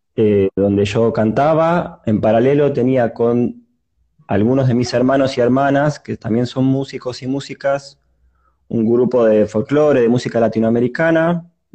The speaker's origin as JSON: {"language": "Spanish", "region": "Buenos Aires", "country": "Argentina", "tie": "born or raised there", "also_born_or_lived": "Mar del Plata", "said": "nací acá en Buenos Aires, pero pasé algunos años de mi primera infancia en Mar del Plata."}